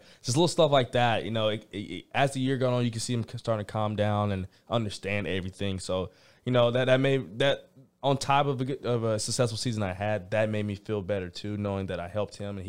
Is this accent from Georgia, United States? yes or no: yes; Georgia, United States; because I'm from Georgia.